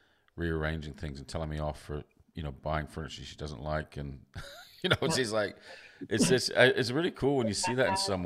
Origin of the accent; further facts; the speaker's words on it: Vancouver, British Columbia, Canada; also born or lived in England; I was born in England. I grew up in Canada and in Vancouver